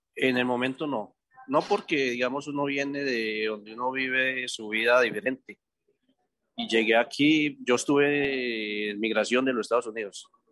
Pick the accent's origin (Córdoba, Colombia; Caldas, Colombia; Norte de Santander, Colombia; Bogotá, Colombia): Caldas, Colombia; Manizales; moved away as an adult; also born or lived in Bogotá; now in Tijuana, Mexico; Yo soy de, de Manizales